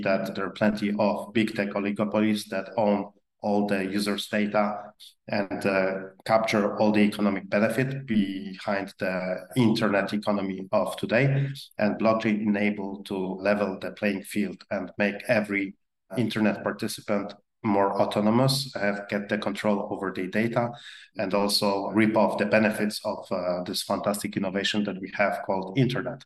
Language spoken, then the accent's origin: English; Poland; accent: very exotic English accent; also born or lived in Peru / France / Spain / Mexico; I grew up in Poland